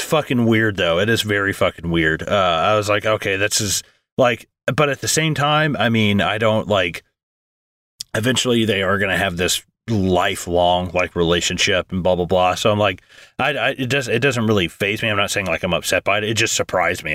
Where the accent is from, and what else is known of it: United States